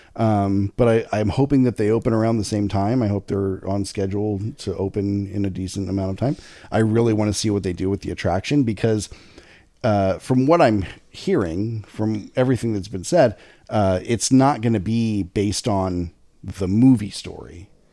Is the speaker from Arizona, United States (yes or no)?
yes; Lake Havasu City, Arizona, United States; moved away; also born or lived in Riverside, California; I was born in Lake Havasu City, Arizona, right down the street from the repurposed London Bridge